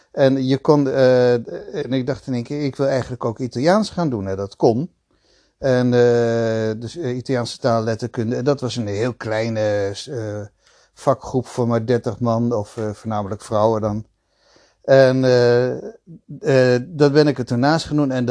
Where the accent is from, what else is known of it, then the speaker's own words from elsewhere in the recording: Belgium; also born or lived in The Hague, Netherlands / Italy / Switzerland; ik ben ehm, ehm, geboren in Den Haag. Maar